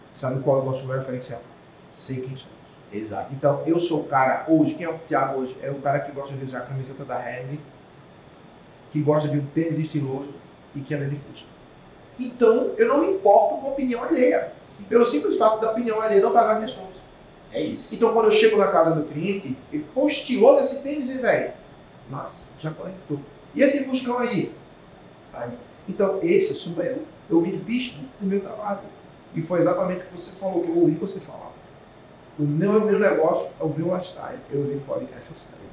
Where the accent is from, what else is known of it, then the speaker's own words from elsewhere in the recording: Carpina, Pernambuco, Brazil; also born or lived in Jaboatão dos Guararapes, Pernambuco; eu sou da nascido do interior do estado de Pernambuco, uma cidade chamada Carpina